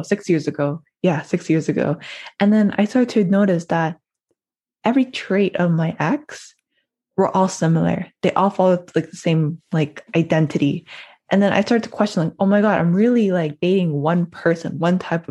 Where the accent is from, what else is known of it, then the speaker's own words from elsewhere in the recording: Toronto, Ontario, Canada; I'm from Toronto, born and raised in Toronto, Ontario